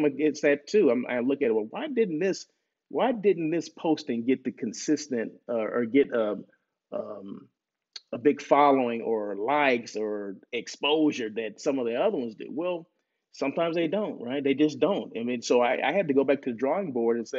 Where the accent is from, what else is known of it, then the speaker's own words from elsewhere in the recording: Blythe, California, United States; moved away; Blythe where I grew up